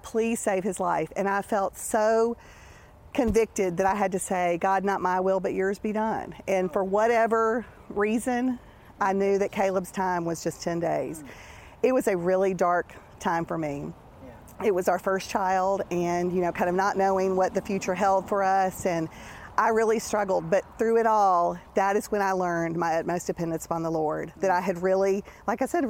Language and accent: English; outside of Nashville, Tennessee, United States; now in Jackson, United States; I was raised outside of Nashville, Tennessee, and raised in a wonderful Christian home